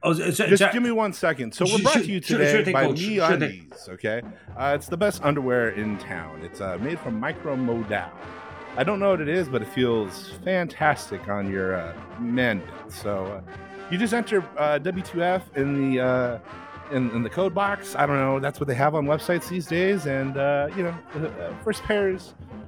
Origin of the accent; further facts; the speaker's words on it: Albuquerque, New Mexico, United States; I'm from Albuquerque, New Mexico, so not really too much football.